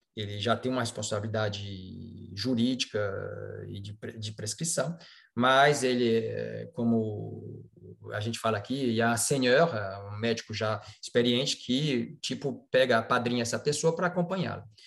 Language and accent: Portuguese; Fortaleza, Ceará, Brazil; moved away as an adult; also born or lived in Botucatu, Brazil / São Paulo, Brazil / Lyon, France; now in France; sou brasileiro, né? nasci em Fortaleza, fiz minha faculdade na Universidade, na Universidade Federal do Ceará